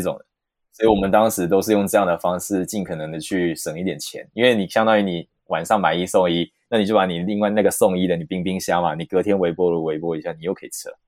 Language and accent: Chinese; Taichung, Taiwan; moved away as an adult; also born or lived in Taipei / London; 因为我本身是台中人